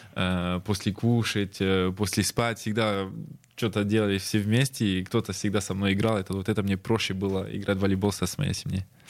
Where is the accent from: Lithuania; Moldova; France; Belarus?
France; moved away as an adult; now in Saint Petersburg, Russia; я родился во Франции